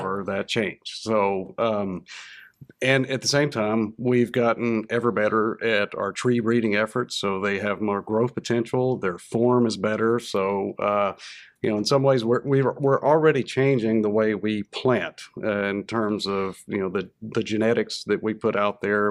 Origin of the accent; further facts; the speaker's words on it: North Louisiana, United States; moved away as an adult; now in Arkansas, United States; growing up in North Louisiana, there was always kind of a little bit of a looking down their nose at you from South Louisiana.